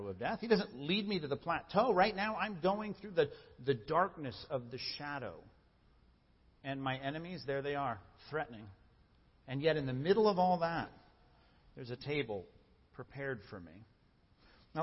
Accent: Long Beach, California, United States; I grew up in Long Beach, and my dad was a cop in Long Beach

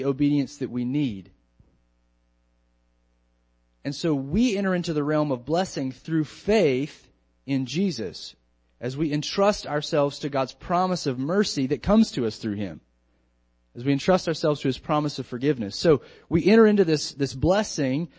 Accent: North Carolina, United States; now in Lynchburg, United States; When I was growing up in North Carolina, I would be out in the community, and my family's generations there

